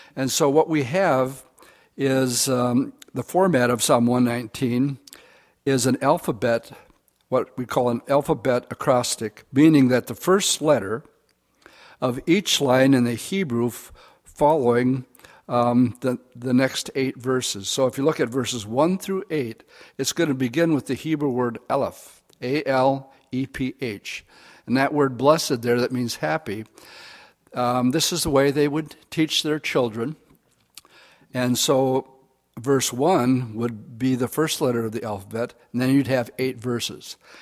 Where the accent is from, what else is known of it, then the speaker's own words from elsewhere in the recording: Oshkosh, Wisconsin, United States; I grew up in Oshkosh.